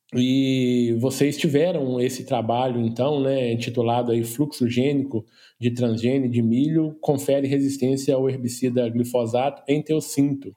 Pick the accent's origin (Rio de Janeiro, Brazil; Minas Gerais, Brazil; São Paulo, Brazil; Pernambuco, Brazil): Rio de Janeiro, Brazil; eu do Rio de Janeiro